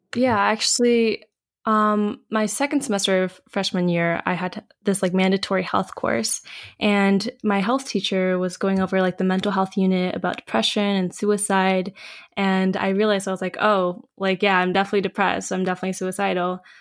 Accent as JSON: {"language": "English", "country": "United States", "said": "I'm Korean American"}